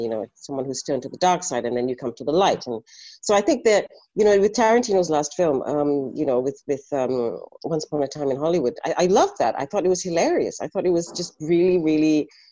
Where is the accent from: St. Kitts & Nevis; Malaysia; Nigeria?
Malaysia; Ipoh, Perak; growing up in Ipoh